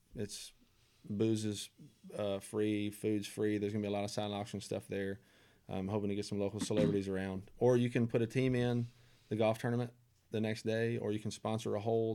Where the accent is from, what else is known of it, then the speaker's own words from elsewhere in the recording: Nashville, Tennessee, United States; born and raised in Nashville, Nashville guy